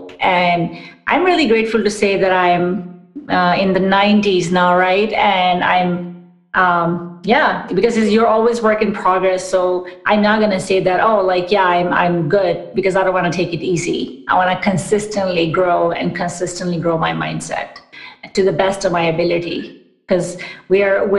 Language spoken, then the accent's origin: English; New York, United States; moved away as an adult; also born or lived in Pakistan / Orlando / Washington, D.C. / Austin; now in Seattle, United States; we moved to New York, actually, when I was eight